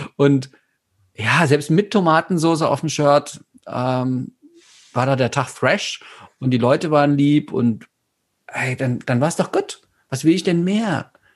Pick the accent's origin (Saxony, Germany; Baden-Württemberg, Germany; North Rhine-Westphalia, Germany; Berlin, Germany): Saxony, Germany; bin ja aus Sachsen